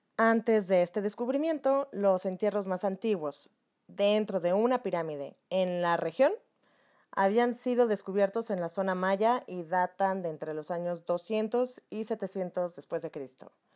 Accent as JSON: {"language": "Spanish", "country": "Mexico", "said": "nuestra historia como mexicanos"}